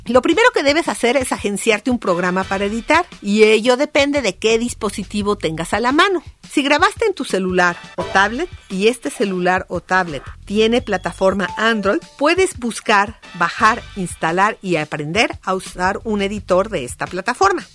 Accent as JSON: {"language": "Spanish", "country": "Mexico", "said": "En México, como ya dijimos, hablamos 69 idiomas"}